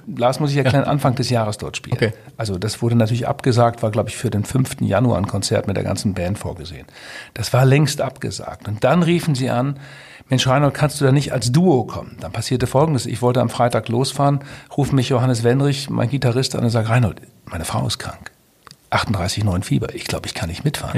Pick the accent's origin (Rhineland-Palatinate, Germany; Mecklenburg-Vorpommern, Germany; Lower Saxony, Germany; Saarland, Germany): Lower Saxony, Germany; Twistringen; Ich komme ja aus Twistring, sehr katholischer Ort